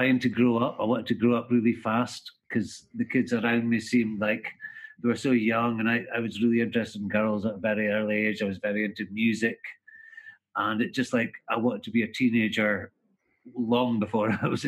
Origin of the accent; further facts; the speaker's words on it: Aberdeen, Scotland, United Kingdom; It's my hometown. Never quite got up the momentum to get out of here